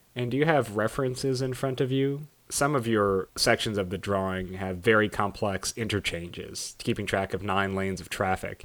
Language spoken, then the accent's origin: English; Los Angeles, California, United States; I grew up in Los Angeles. That's where my family's from